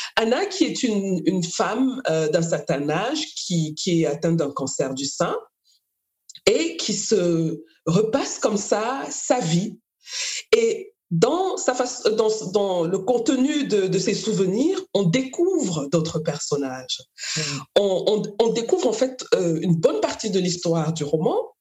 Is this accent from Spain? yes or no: no; Cameroon; moved away; moi aussi je viens du Cameroun